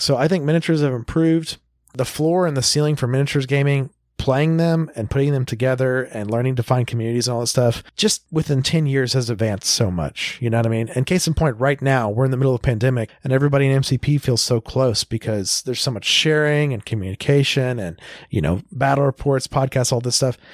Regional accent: Tulsa, Oklahoma, United States; I grew up in Tulsa.

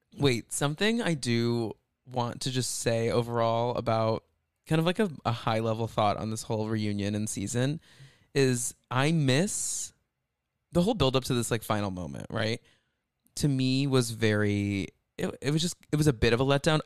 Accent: outside of Dallas, Texas, United States; I grew up outside of Dallas

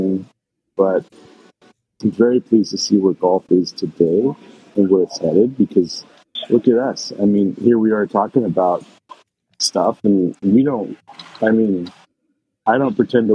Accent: Portland, Oregon, United States; I grew up here in Portland

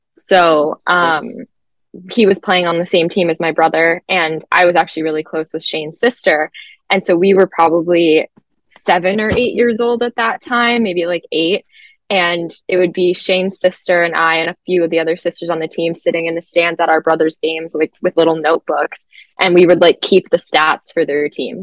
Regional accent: just outside of Toronto, Ontario, Canada; accent: Canadian; moved away as an adult; now in Boston, United States; just outside of Toronto, so used to the cold

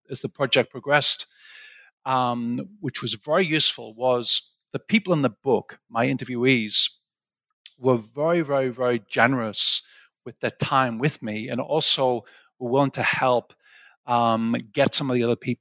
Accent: Sunderland, North East England, United Kingdom; moved away as an adult; also born or lived in Aberdeen, United Kingdom / Cambridge, United Kingdom / St Andrews, United Kingdom; now in New York, United States

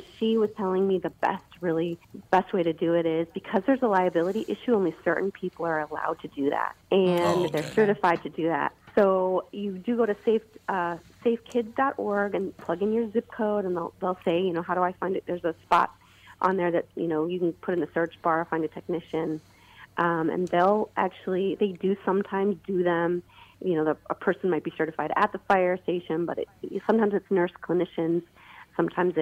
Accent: Bloomington, Minnesota, United States; now in Los Angeles, United States; I was raised in Minnesota and grew up in Bloomington

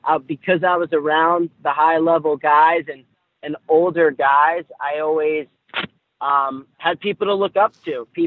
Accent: New Jersey, United States; growing up in Jersey, I wrestled for this club called Pascack Hills

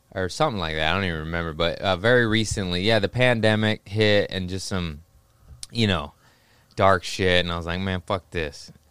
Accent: Los Angeles, California, United States; also born or lived in Torrance / Harbor City / Lomita; Los Angeles, born and raised

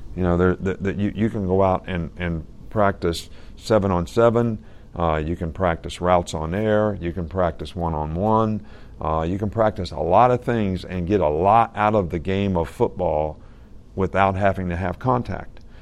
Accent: Fairmont, West Virginia, United States; moved away; My dad actually started Pop Warner football in our area in West Virginia.

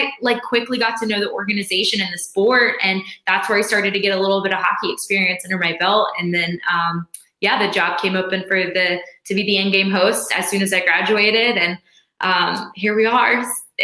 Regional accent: Charlotte, North Carolina, United States; growing up in Charlotte, we had the Checkers

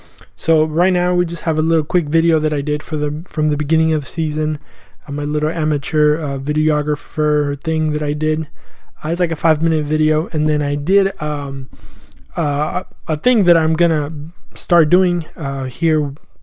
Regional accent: Argentina; my youngest brother is actually named Lautaro, because we are from Argentina as well.

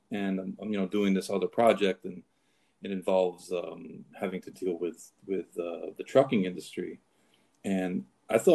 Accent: Saratoga Springs, New York, United States; also born or lived in Kentucky / New Jersey; No, I, I'm actually from Saratoga, but um, you know, I bounced around. I, I left Kentucky and, I, and I, I, was in New Jersey for like four years.

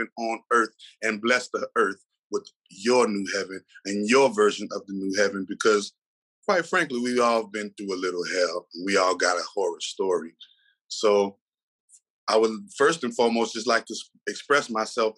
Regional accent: New Orleans, Louisiana, United States; I'm from New Orleans, Louisiana

